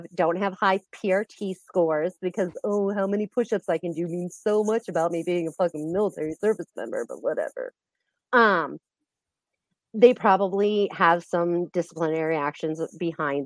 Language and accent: English; Space Coast of Florida, United States; I'm actually from the Space Coast of Florida